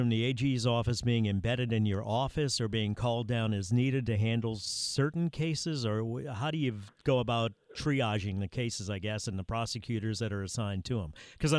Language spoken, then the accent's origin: English; New Orleans, Louisiana, United States; I'm from New Orleans